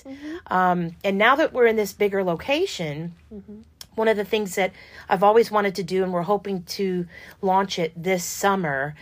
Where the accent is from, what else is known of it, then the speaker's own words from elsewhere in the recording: New York, United States; now in Louisville, United States; I'm from New York